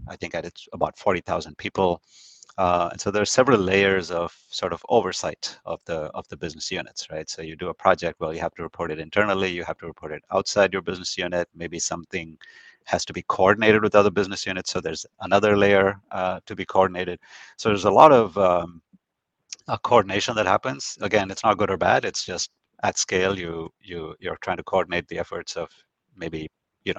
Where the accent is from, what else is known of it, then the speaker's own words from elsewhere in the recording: India; moved away; growing up in India, there's definitely more formality that I was used